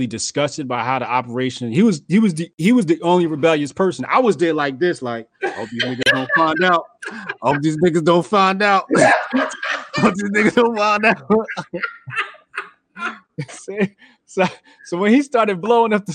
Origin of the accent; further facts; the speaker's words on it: New Jersey, United States; accent: Jersey; my Jersey accent